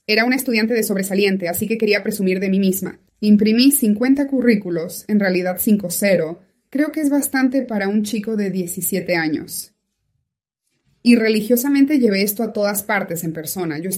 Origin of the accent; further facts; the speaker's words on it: Kalax, Sweden; born there; also born or lived in Norway; No perdieron de vista a Suecia. Esa fue la primera parada. Y allí nací yo, en Kalax, Suecia.